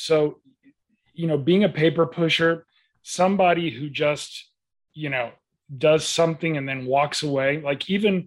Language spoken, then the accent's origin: English; Atlanta, Georgia, United States; So my brother, my sister, and I were all born and raised here. So Atlanta is my home